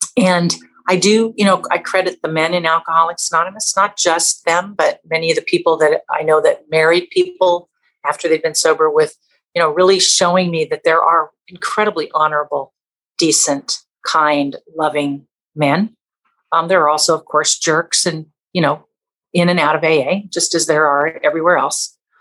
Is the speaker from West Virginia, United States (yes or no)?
no; Southern California, United States; born or raised there; also born or lived in Canada